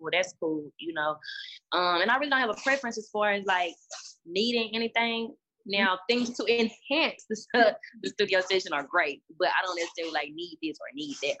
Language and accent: English; Dallas, Texas, United States; Growing up in Dallas was fun